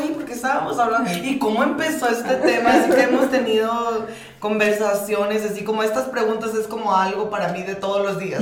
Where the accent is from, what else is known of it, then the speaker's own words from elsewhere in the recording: Sonora, Mexico; also born or lived in Sinaloa; somos criados en Sonora